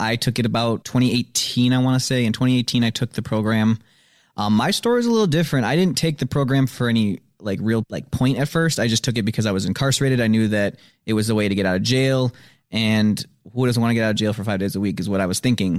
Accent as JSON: {"language": "English", "town": "Madison", "region": "Wisconsin", "country": "United States", "tie": "born or raised there", "also_born_or_lived": "Janesville", "said": "Born in Janesville. I've lived in Madison all my life."}